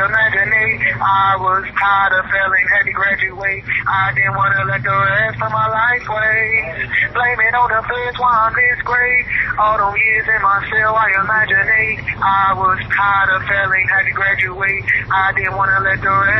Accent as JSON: {"language": "English", "town": "Detroit", "region": "Michigan", "country": "United States", "said": "I'm from Detroit"}